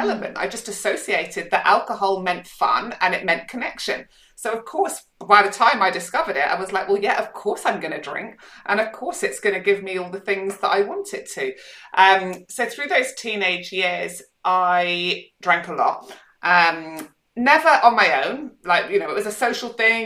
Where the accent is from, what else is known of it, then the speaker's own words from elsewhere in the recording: Scotland, United Kingdom; also born or lived in Manchester, England; now in Perth, Australia; I grew up in Scotland